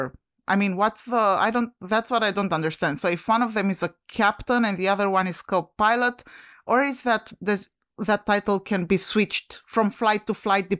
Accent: Romania; now in United States; When I came from Romania to the US, obviously I started my journey at the Henri Coandă Airport in Bucharest

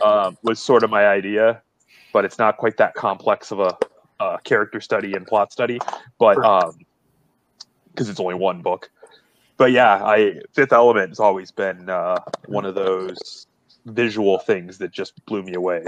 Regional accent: Akron, Ohio, United States; I'm from Akron

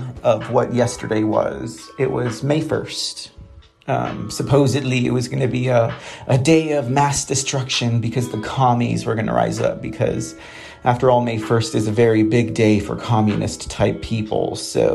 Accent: San Antonio, Texas, United States; running for city council here in my hometown

